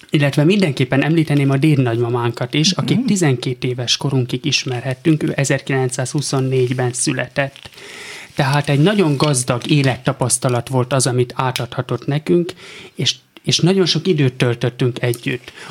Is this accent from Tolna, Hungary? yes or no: yes; Simontornya, Tolna, Hungary; born or raised there; also born or lived in Pécs / Cece